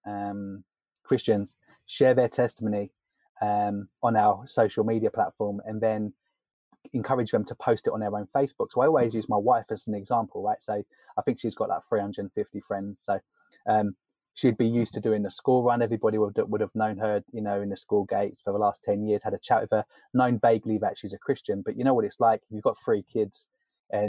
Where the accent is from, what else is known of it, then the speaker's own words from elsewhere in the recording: London, United Kingdom; accent: posh English; I come from England, originally born and raised in London. That's where the posh English accent comes from.